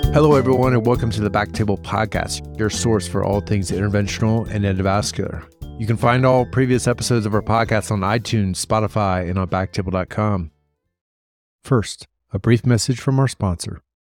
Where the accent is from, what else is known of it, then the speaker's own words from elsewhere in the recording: Columbus, Ohio, United States; moved away; I'm from Columbus